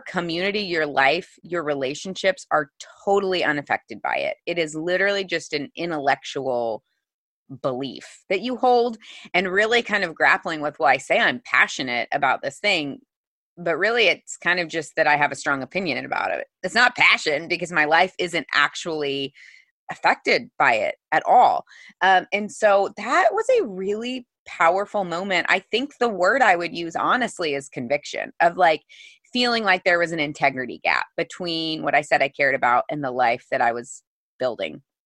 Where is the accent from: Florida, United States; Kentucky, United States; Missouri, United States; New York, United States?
Missouri, United States; I grew up in the Midwest in Missouri